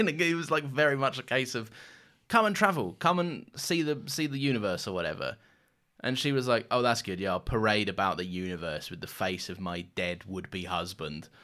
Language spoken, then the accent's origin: English; London, United Kingdom; growing up in London